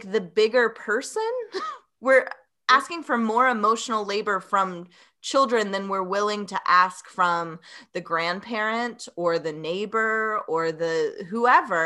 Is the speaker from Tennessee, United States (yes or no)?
yes; Tennessee, United States; I was born and raised in the Southeast in Tennessee